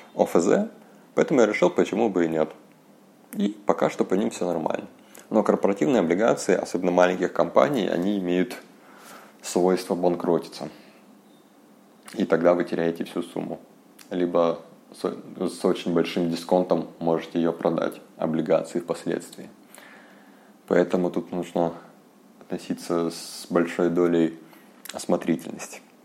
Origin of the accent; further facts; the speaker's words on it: Yakutsk, Sakha Republic, Russia; я из Якутска